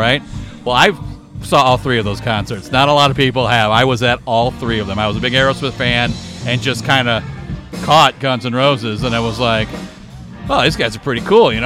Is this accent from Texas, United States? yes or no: no; Belleville, Illinois, United States; I was born in Belleville, Illinois